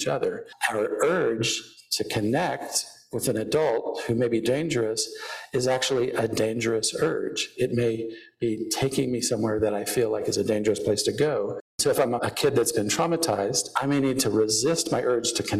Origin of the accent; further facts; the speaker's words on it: Houston, Texas, United States; I grew up in Houston